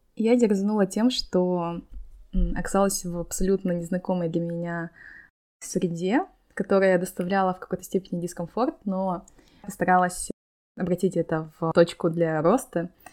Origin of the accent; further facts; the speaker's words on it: Kazakhstan; now in Malaga, Spain; Я, как девочки из Казахстана